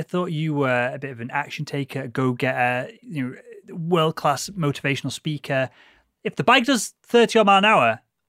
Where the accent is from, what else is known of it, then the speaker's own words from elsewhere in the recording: Liverpool, North West England, United Kingdom; moved away; also born or lived in Cambridge; I'm a Scally from Liverpool